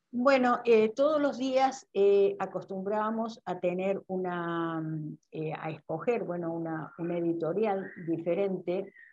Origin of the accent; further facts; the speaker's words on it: Córdoba, Argentina; moved away; en mi, en mi, ciudad, en Córdoba, de donde yo soy